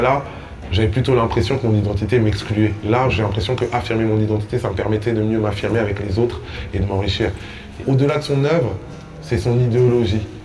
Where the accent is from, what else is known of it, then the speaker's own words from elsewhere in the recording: Kinshasa, DR Congo; moved away; J'ai grandi dans la grande maison de ma grand-mère à Kinshasa